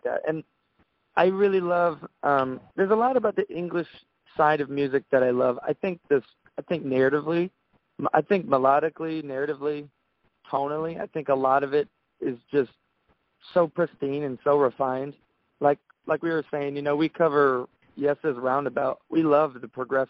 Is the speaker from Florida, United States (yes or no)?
yes; Daytona Beach, Florida, United States; we went to the same high school